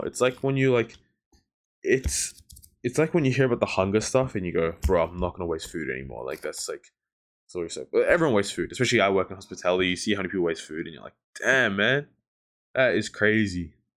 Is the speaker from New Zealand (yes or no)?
yes; New Zealand; now in Melbourne, Australia; I grew up in New Zealand for a mad long time